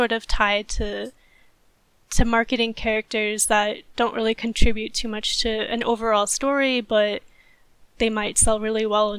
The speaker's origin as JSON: {"language": "English", "country": "United States", "said": "You know, I'm an American animator, but on the Japanese side as well, you know, there's humans on the other side of that."}